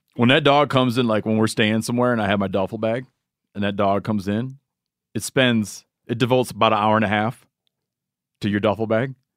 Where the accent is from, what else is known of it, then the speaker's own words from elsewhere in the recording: Michigan, United States; my home state of Michigan